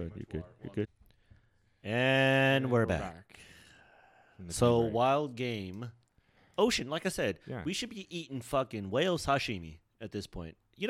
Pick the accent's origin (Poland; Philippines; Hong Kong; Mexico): Philippines; because I'm Filipino, and Filipino people, we love some fucking pork.